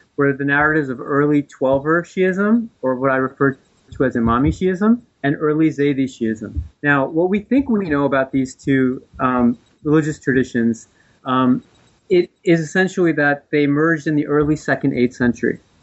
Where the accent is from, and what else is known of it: New Jersey, United States; born or raised there